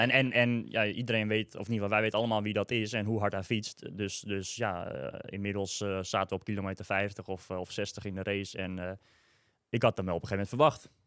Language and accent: Dutch; Almere, Flevoland, Netherlands; ik uit Almere kwam